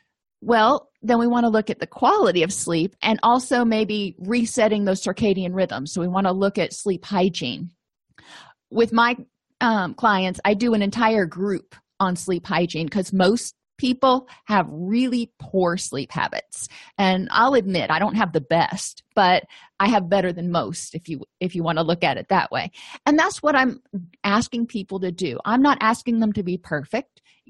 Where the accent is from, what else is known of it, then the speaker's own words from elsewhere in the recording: Florida, United States; moved away; I came from Florida where it was, you know, sunny all the time. And when I moved out of Florida, I realized that it's not that sunny a lot.